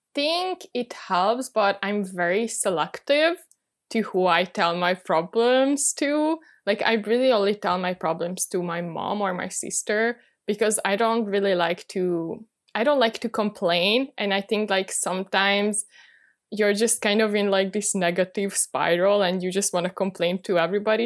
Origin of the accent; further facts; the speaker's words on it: Budapest, Hungary; moved away as an adult; now in Paris, France; I'm originally from Budapest, Hungary, but I moved to Paris last year